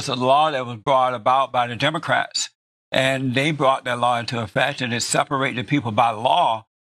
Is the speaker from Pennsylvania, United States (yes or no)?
no; Alabama, United States; I grew up in Alabama. I grew up under the Jim Crow laws. I went to an all-black school.